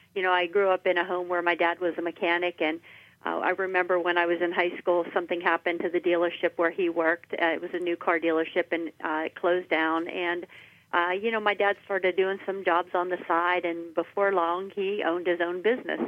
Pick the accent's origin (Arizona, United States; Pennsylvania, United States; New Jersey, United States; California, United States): Pennsylvania, United States; Washington County; I'm from Washington County. I grew up there and I enlisted in the Air Force after high school.